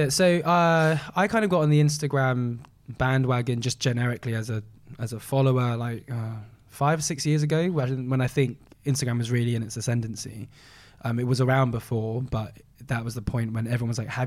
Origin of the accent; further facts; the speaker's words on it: Malaysia; Being Chinese Malaysian, Malaysians very protective over their foods and the way they eat them and the national dishes.